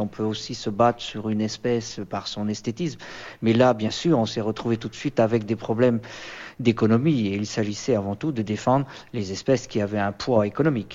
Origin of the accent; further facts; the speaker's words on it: Breton, Brittany, France; en tant que breton